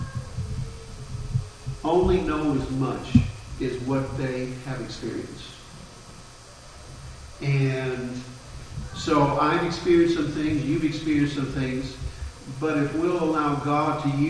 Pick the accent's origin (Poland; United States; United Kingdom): United States; Jefferson City, Missouri; moved away as an adult; also born or lived in St. Louis, Missouri / Tulsa, Oklahoma; now in Ireland; I was born in St. Louis, grew up in Jefferson City